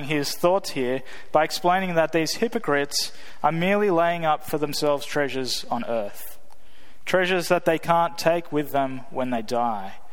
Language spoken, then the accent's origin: English; Australia; moved away as an adult; now in United States; me being from Australia